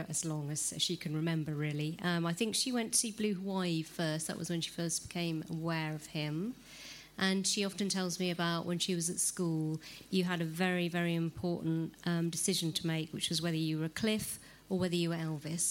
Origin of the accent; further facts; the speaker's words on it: England, United Kingdom; I'm an English woman